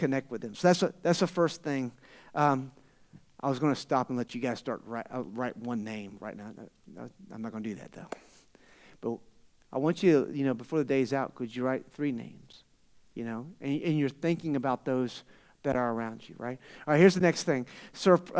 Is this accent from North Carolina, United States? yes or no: no; Florida, United States; now in Tucson, United States; I'm from Florida. You guys, someone said I had an accent, right? All the way from out east to Tucson.